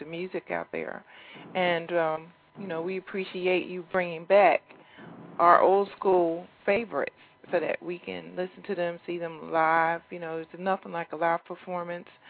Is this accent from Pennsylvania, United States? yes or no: yes; Philadelphia, Pennsylvania, United States; I was born and raised in Philadelphia myself